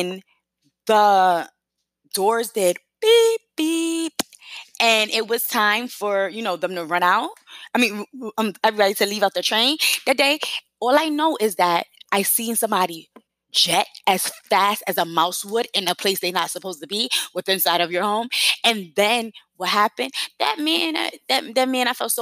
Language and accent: English; New York, United States; moved away as an adult; now in South Carolina, United States